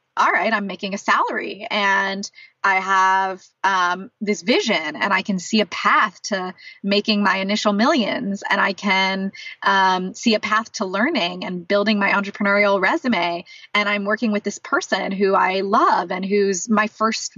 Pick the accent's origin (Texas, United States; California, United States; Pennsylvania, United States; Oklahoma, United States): California, United States; San Diego; also born or lived in San Francisco Bay Area, California; now in Los Angeles, United States; I'm from San Diego originally, which is about a 2-hour drive from there.